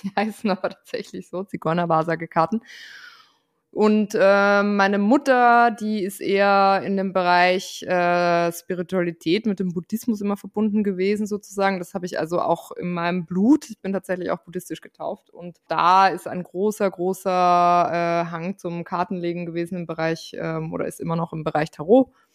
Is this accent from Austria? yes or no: yes; Austria; Ich bin Österreicherin